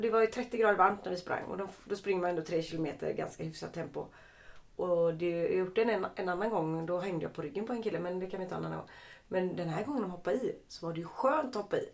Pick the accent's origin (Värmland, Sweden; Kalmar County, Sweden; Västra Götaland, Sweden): Västra Götaland, Sweden; Lerum; jag är från Lerum